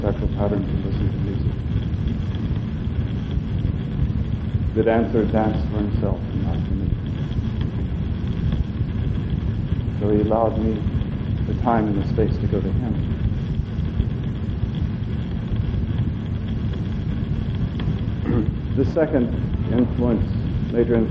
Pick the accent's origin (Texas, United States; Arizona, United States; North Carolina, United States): Texas, United States; now in New York, United States; I was born in Texas.